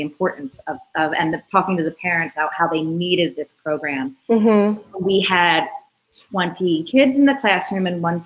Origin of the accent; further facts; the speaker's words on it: Philadelphia, Pennsylvania, United States; moved away; I'm an Italian from Philadelphia.